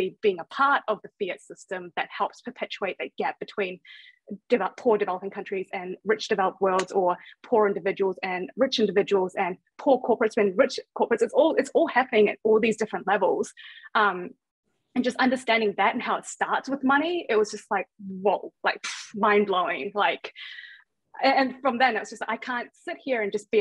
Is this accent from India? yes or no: no; Thailand; now in New Zealand; I come from Thailand and I moved to New Zealand to get a better education